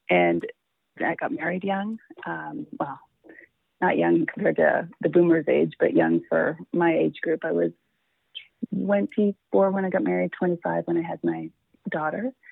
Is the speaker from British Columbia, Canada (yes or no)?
no; Toronto, Ontario, Canada; born and raised in Toronto, Ontario, Canada